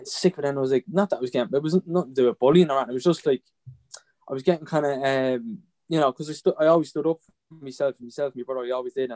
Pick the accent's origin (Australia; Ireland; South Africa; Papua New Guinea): Ireland; Drogheda, Leinster; I'm from Drogheda, born and bred